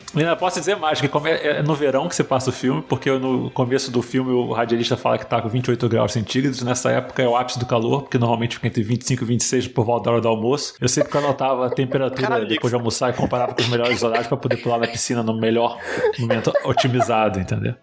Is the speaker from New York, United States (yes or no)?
no; Los Angeles, California, United States; moved away; also born or lived in Brazil; eu nasci em São Fernando Valley